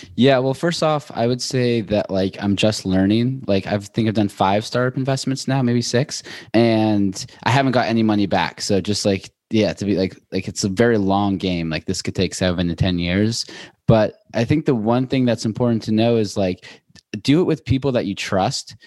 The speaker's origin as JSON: {"language": "English", "town": "Seattle", "region": "Washington", "country": "United States", "also_born_or_lived": "Boulder / New York", "moved": "as an adult", "lives_now": "Los Angeles, United States", "said": "I'm from Seattle originally, went to school in Boulder, and then moved to New York, and I just moved to L"}